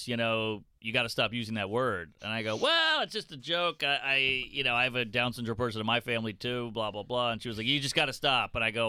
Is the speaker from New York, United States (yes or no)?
no; Louisiana, United States; I'm from Louisiana.